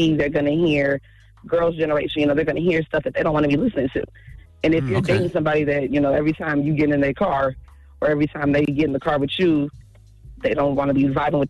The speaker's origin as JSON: {"language": "English", "town": "Kansas City", "country": "United States", "tie": "born or raised there", "lives_now": "Minneapolis, United States", "said": "You know, I grew up in Kansas City and now I live in Minneapolis."}